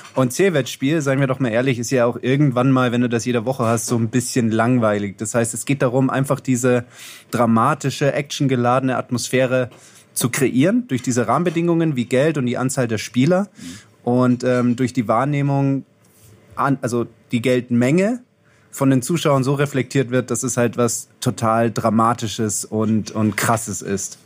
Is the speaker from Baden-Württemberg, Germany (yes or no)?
yes; Heidelberg area, Baden-Württemberg, Germany; ich aus der Heidelberger Gegend